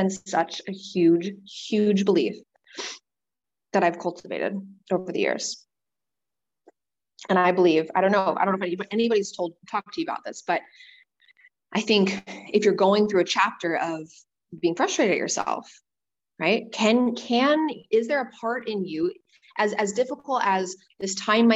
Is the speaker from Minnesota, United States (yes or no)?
no; Wisconsin, United States; moved away as an adult; also born or lived in New York City; when I left my hometown when I was 18, and I moved across the country to New York City, to Manhattan, from my town of 600 people in Wisconsin